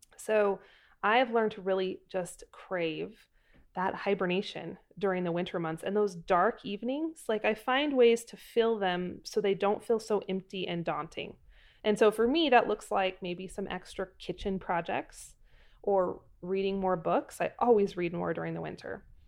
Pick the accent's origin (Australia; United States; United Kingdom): United States; Pacific Northwest, Idaho Panhandle; I am from the Pacific Northwest, up in the Idaho Panhandle, and we had very dark, very dreary, gloomy, uh, falls and winters